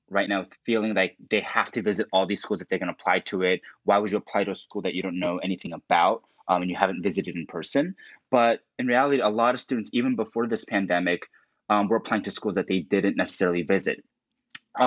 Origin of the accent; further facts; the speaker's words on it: New Jersey, United States; I grew up in Jersey